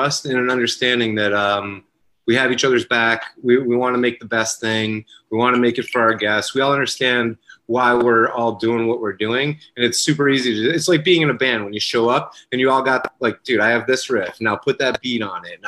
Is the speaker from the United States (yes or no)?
yes; Rochester, New York, United States; also born or lived in Los Angeles; I grew up here in Rochester, and when I was 22, I left for Los Angeles